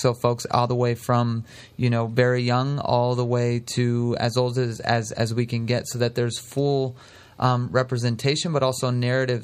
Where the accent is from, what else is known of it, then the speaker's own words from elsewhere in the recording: San Francisco, California, United States; now in Sonoma County, United States; I'm originally from San Francisco